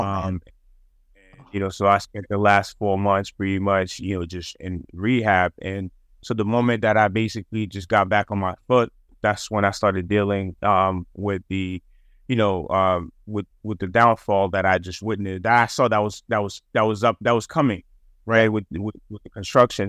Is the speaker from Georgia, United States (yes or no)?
no; Boston, Massachusetts, United States; growing up in Massachusetts and Boston